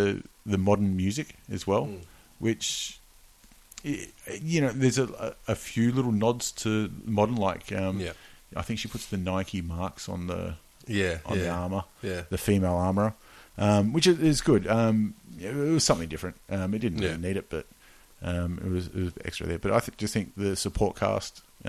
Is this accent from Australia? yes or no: yes; Australia; being Australian